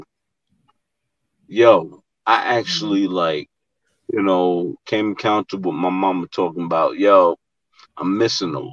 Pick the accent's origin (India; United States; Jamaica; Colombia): United States; New York City, New York; I'm from Gravesend. Okay. Coney Island, Brooklyn.